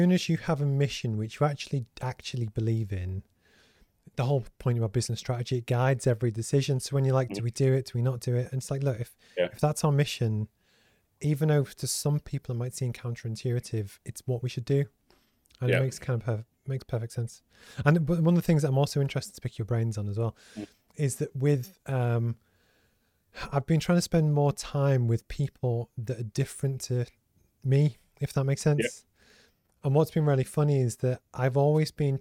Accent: 30 minutes south of Lancaster, North West England, United Kingdom; I basically grew up 30 minutes ish south of Lancaster

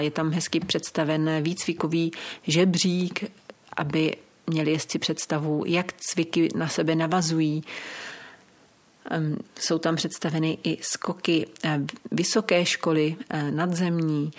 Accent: Czechia; u nás v Čechách

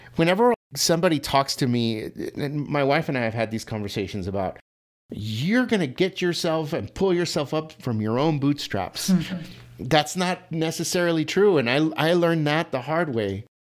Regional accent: El Paso, Texas, United States; I was born and raised in El Paso, Texas

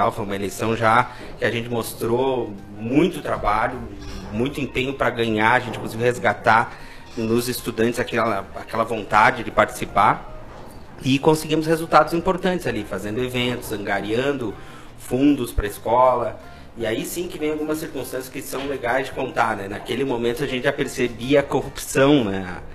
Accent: Caxias do Sul, Rio Grande do Sul, Brazil; also born or lived in Santo Ângelo; eu sou nascido em Santo Ângelo, lá na fronteira, e com dois anos de idade já vim aqui para Caxias. Então eu sou um caxiense já nato aí, né?

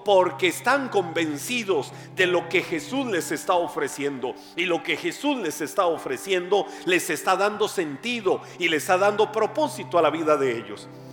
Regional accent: Costa Rica; accent: tico; also born or lived in West Texas, United States; no me van a cambiar mi acento tico

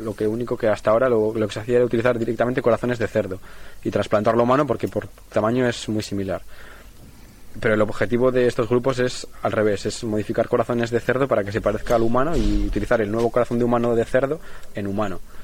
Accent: Spain; moved away as an adult; now in Groningen, Netherlands; los españoles somos

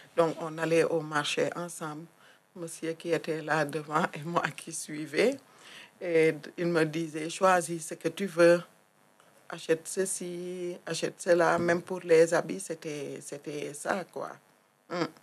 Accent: Thiès, Senegal; moved away as an adult; also born or lived in Casamance; now in France; Je suis née au Sénégal. J'ai grandi dans une région qui se situe à 70 euh, km de Dakar, qui s'appelle Thiès.

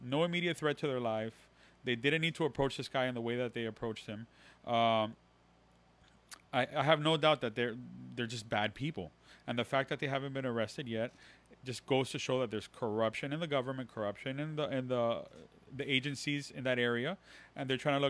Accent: Miami, Florida, United States; accent: Latin; I have a Latin accent because I live in Miami and I was raised in Miami

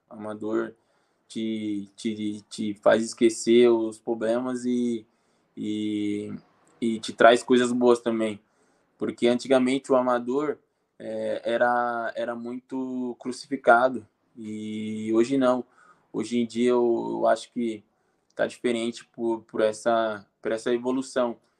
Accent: Brazil; moved away as an adult

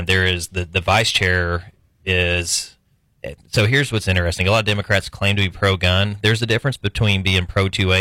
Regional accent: Brady, Texas, United States; Brady, my hometown

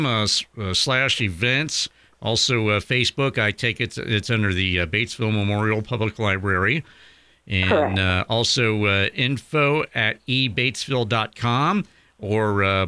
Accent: Ireland; I'm one of the few Irishmen around these parts.

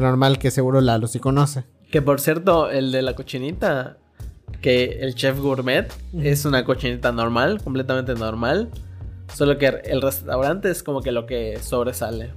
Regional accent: Yucatán, Mexico; accent: Yucatecan; Yo tengo acento yucateco súper marcado

